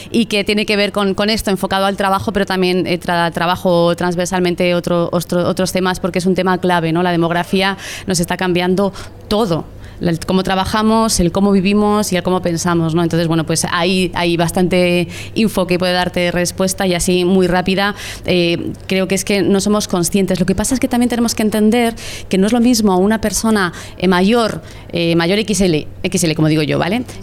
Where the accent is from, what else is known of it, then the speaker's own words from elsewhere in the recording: Spain; una sociedad como la española, en concreto la española, que como bien sabéis es la sociedad, es el país más viejo del mundo, ya lideramos el ranking